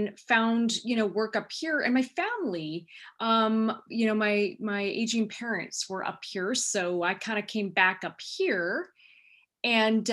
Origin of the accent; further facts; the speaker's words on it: Silicon Valley, California, United States; also born or lived in Los Angeles; I was born and raised in Silicon Valley, what is now Silicon Valley